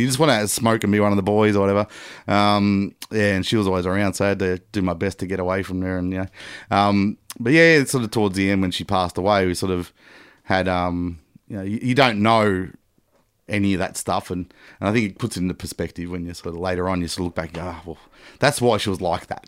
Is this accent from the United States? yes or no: no; Melbourne, Victoria, Australia; also born or lived in Geelong / Papua New Guinea; essentially a Melbourne boy